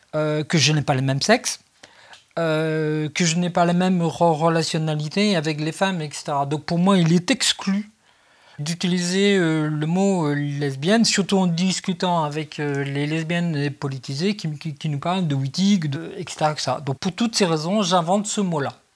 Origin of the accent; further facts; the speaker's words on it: France; on est français, on est hyper psychiatrisé